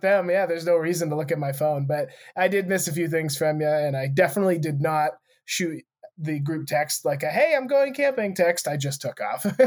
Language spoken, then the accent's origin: English; United States; growing up in Montana or Wyoming